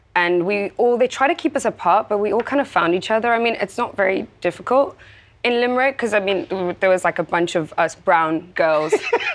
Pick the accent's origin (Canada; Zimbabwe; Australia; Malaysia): Zimbabwe; born there; also born or lived in Spain / South Africa; Yeah, I was born in Zimbabwe.